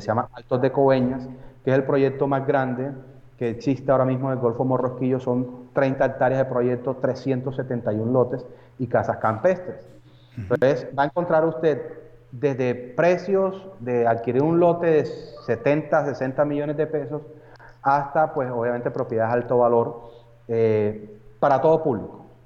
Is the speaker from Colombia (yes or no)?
yes; Montería, Córdoba, Colombia; yo soy natural de Córdoba, que es el departamento, la ciudad de Montería